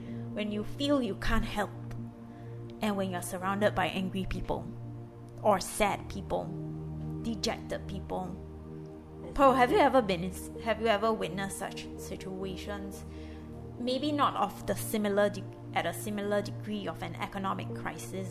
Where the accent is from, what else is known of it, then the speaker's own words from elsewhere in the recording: Singapore; moved away as an adult; now in Lebanon; I'm a Singaporean and I live in Lebanon